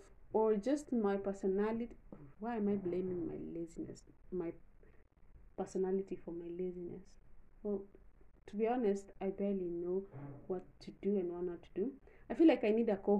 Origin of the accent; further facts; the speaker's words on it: Kenya; being Kenyan